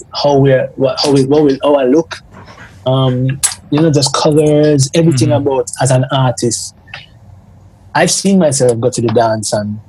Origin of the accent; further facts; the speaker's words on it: Jamaica; Jamaican people